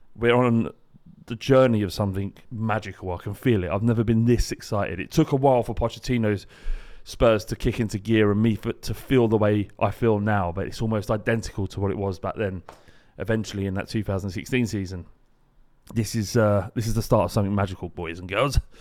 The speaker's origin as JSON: {"language": "English", "region": "London", "country": "United Kingdom", "tie": "born or raised there", "said": "I grew up in Holloway"}